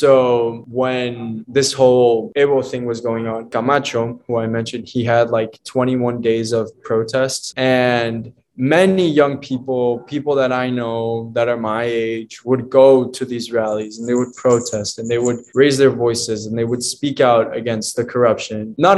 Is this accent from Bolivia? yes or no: yes; Bolivia; when I tell people, oh yeah, I'm from Bolivia, they're like, oh cool.